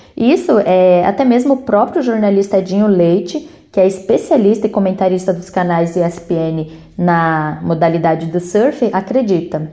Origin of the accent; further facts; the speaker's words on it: Brazil; also born or lived in São Paulo; como brasileiro